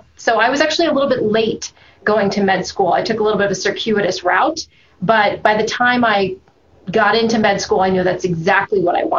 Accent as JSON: {"language": "English", "region": "South Florida", "country": "United States", "tie": "born or raised there", "said": "I grew up in South Florida, and I went to a small private school"}